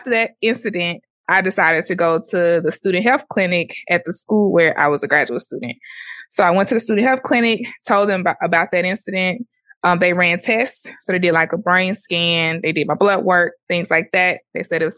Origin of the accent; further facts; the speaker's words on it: Mississippi, United States; I'm African American. I'm from Mississippi